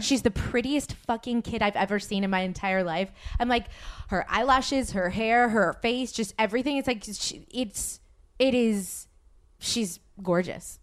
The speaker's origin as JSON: {"language": "English", "region": "the South", "country": "United States", "said": "I'm from the South"}